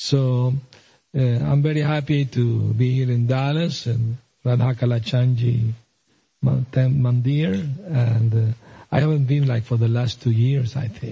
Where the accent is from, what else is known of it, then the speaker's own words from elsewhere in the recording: Venezuela; moved away; also born or lived in Aleppo, Syria; I was born in Syria, Aleppo, Middle East. My parents immigrated to Venezuela, and I grew up there.